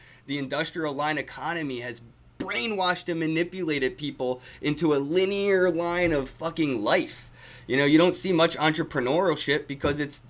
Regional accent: United States; as an American

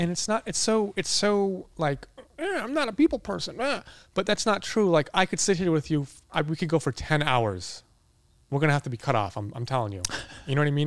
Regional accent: Boston, Massachusetts, United States; now in Los Angeles, United States; I'm from Boston

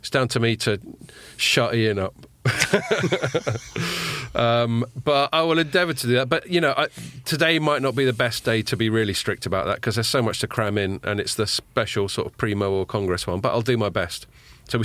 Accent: London, United Kingdom; I'm from North London.

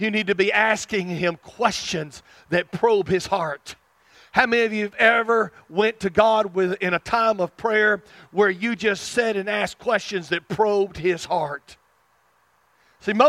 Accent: South Arkansas, United States; I can't hide my roots. I'm from South Arkansas

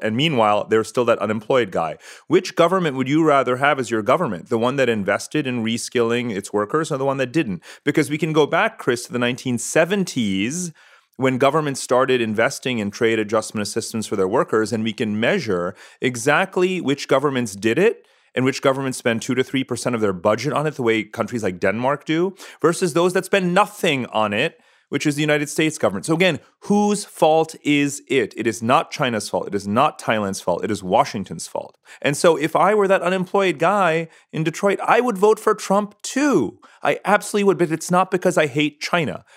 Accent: Punjab, India; I'm from India. We're both Punjabi

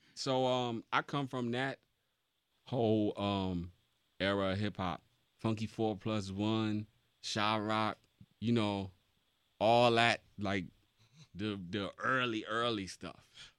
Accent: Mount Vernon, New York, United States; I'm from Mount Vernon, New York, Money Earning Mount Vernon

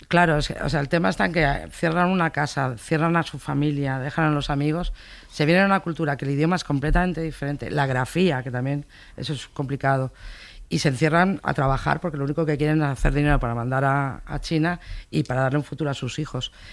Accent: Madrid, Community of Madrid, Spain; also born or lived in Bilbao; yo soy de Bilbao, pero me crié en Madrid. En Bilbao era la madrileña, en Madrid era la, vasca

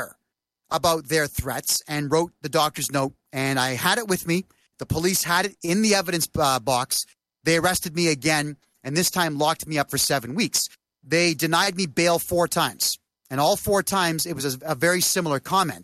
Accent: Mississauga, Ontario, Canada; I was running for mayor in my hometown of Mississauga, population 1 million, directly beside Toronto

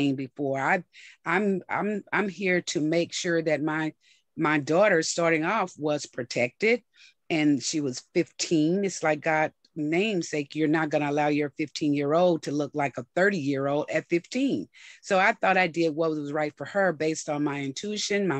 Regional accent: McComb, Mississippi, United States; I was born in a small town called Macomb, Mississippi, a population right now about 13,000.

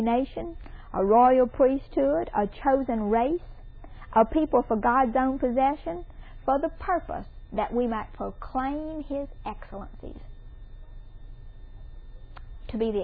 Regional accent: Mississippi, United States; I'm from Mississippi

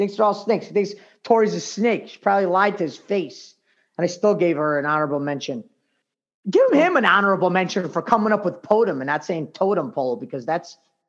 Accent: New York, United States; Because I'm from New York.

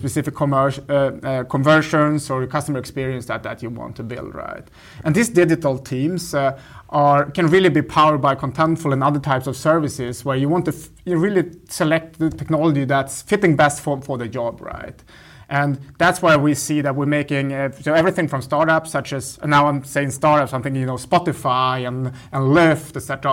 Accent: northern Sweden, Sweden; moved away as an adult; now in Berlin, Germany; I grew up in the north of Sweden

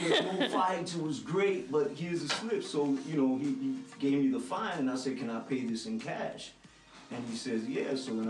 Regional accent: Bronx, New York, United States; now in Miami, United States; I moved out here from the Bronx in like 1974, and you know, I was loving the music out here.

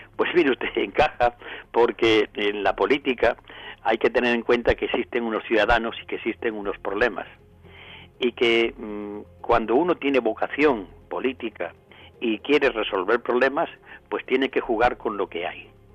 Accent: Córdoba, Andalusia, Spain; por aquí, por mi tierra

